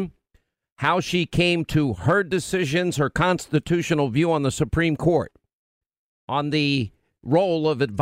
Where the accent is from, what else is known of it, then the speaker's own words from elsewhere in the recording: New York, United States; I'm from New York